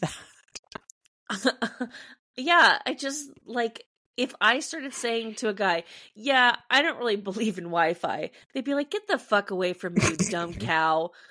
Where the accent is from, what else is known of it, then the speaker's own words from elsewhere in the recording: California, United States; As a Californian